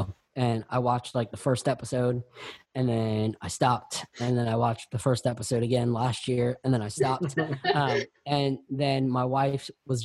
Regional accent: New York, United States; now in Florida, United States; growing up in the 90s, in the 80s, I was from New York

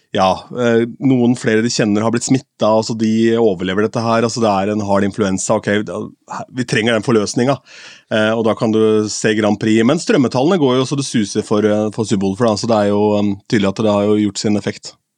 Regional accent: Askim, Østfold, Norway; moved away; ungdomsklubben hjemme i Askim

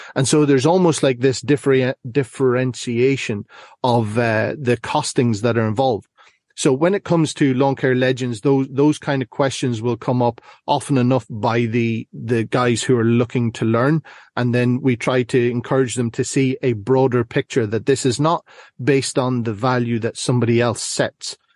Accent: Ireland; now in Northern Ireland, United Kingdom; currently find myself in Northern Ireland, but I'm originally from the Republic.

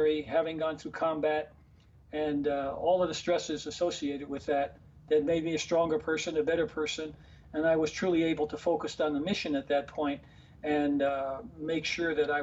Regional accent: New York City, New York, United States; the neighborhood where I grew up in Harlem

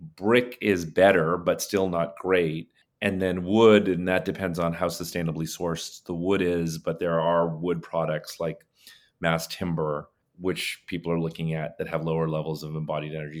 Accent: India; moved away; I was born in India

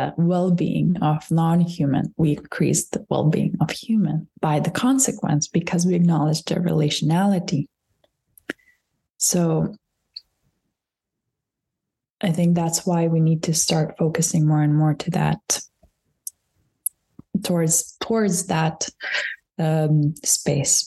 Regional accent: Lithuania; moved away as an adult; also born or lived in Scotland; now in Berlin, Germany; I come from Lithuania, so I come from the Baltic countries

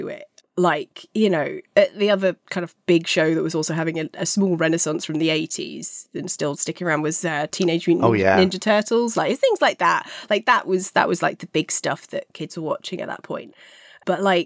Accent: London, United Kingdom; I grew up in Fulham. Fulham's our local team

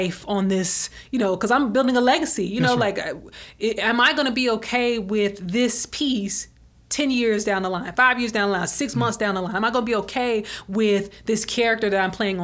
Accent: Alabama, United States; I'm from Alabama

